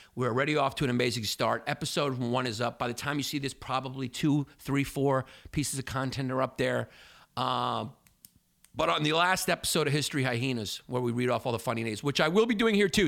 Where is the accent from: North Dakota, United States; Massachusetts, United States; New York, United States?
New York, United States; New Yorker, United States; I'm American. I, you know, it's typical like American, especially New Yorker arrogance